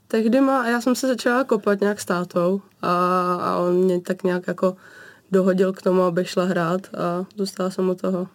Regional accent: Vsetín, Zlín Region, Czechia; Já pocházím z Moravy

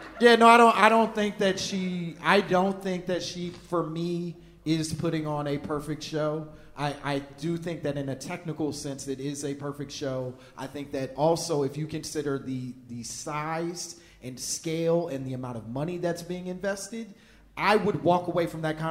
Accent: Chicago, Illinois, United States; I'm from Chicago

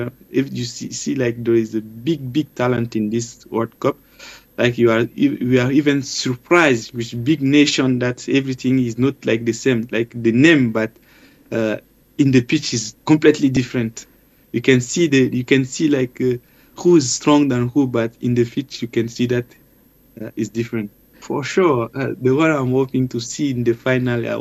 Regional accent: Chad; now in China; we come from Africa

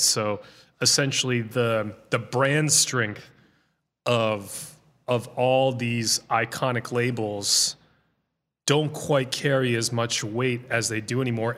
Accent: Boston, Massachusetts, United States; moved away as an adult; now in Los Angeles, United States; I basically grew up in the Boston area.

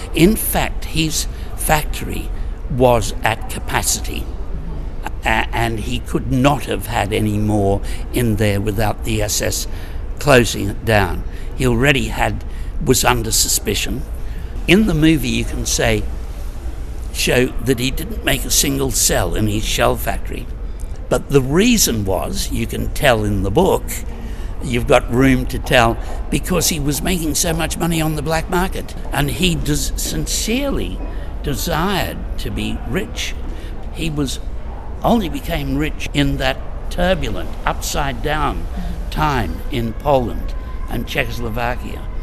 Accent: Sydney, New South Wales, Australia; I came from Sydney, Australia

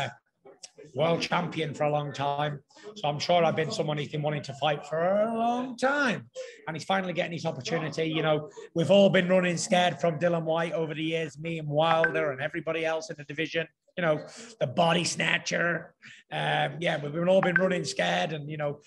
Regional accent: United Kingdom

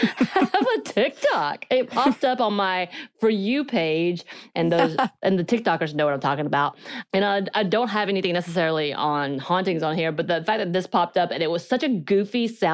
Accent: South Korea; accent: Korean; English is a second language; I think mine's because of my Korean accent. Like I don't have one anymore, but growing up younger, I did trying to learn English.

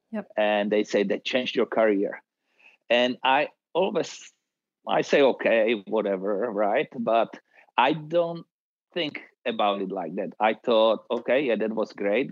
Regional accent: Czechia; growing up in Czechoslovakia in the tennis environment

